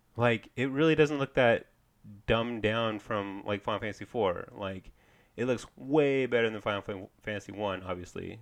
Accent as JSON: {"language": "English", "town": "Kansas City", "region": "Missouri", "country": "United States", "said": "I'm from Kansas City."}